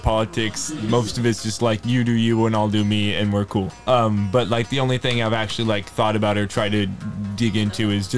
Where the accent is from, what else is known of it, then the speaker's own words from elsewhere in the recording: Jamul, California, United States; I'm from East County. I'm from Hamul. I've lived in and grown up there my whole life.